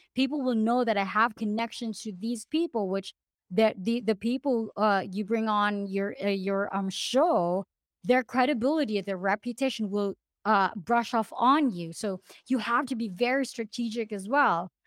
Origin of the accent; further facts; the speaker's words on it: Philippines; moved away; I'm originally from the Philippines